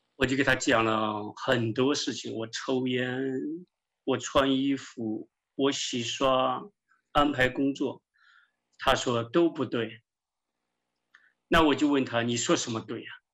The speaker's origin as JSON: {"language": "Chinese", "region": "western China", "country": "China", "tie": "born or raised there", "also_born_or_lived": "Soviet Union", "moved": "as an adult", "lives_now": "United States", "said": "我从小生活在西部啊，很多宗教围绕着我"}